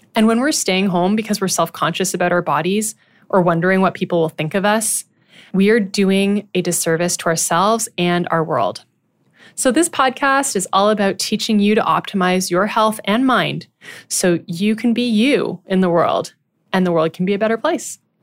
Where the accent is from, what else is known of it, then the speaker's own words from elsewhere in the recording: Ottawa, Ontario, Canada; I was born and raised in Ottawa, Ontario